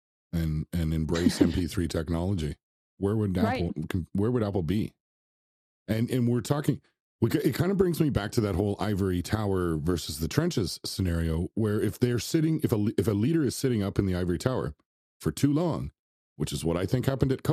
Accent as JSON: {"language": "English", "town": "Toronto", "region": "Ontario", "country": "Canada", "said": "I'm from Toronto, so our media is all about the Toronto Maple Leafs"}